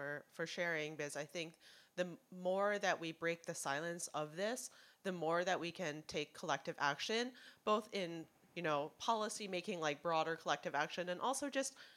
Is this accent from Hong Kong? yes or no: yes; Hong Kong; now in United States; I'm from Hong Kong.